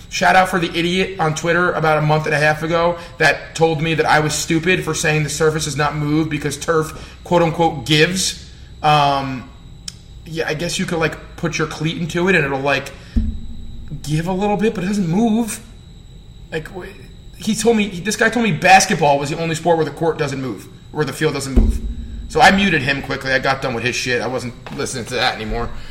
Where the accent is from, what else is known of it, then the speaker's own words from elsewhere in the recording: New Jersey, United States; accent: Jersey; my Jersey accent